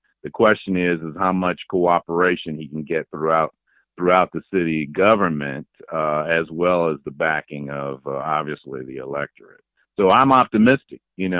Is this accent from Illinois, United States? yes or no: yes; Chicago, Illinois, United States; I grew up in the Foster Park area out on the southwest side